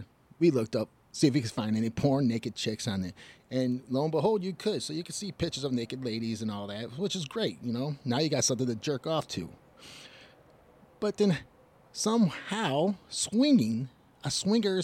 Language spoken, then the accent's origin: English; Detroit, Michigan, United States; also born or lived in Illinois; I'm from Detroit, Michigan